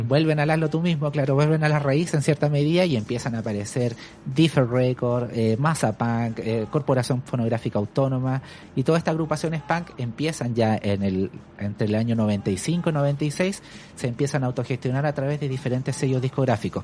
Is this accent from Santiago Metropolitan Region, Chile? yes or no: yes; Santiago, Santiago Metropolitan Region, Chile; yo soy de Santiago, de hecho soy de la zona norte de Santiago